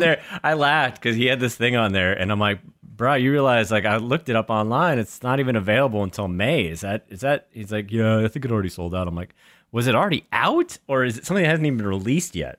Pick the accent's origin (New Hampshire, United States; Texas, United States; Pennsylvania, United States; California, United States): New Hampshire, United States; growing up in New Hampshire